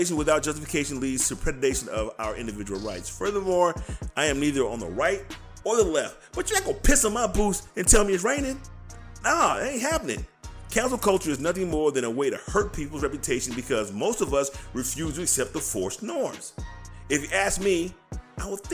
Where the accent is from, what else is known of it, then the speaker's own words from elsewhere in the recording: United States; I'm an American. We are Americans